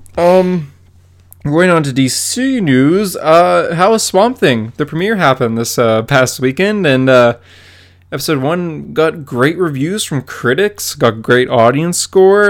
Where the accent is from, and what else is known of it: Calgary, Alberta, Canada; born or raised there